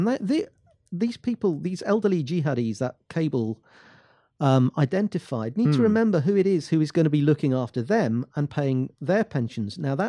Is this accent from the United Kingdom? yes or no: yes; Scotland, United Kingdom; Well, the younger generation and people like me don't see an issue with us being British and in being European.